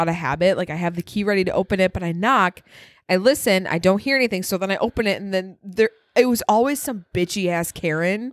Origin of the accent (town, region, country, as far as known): Wisconsin, United States; accent: northern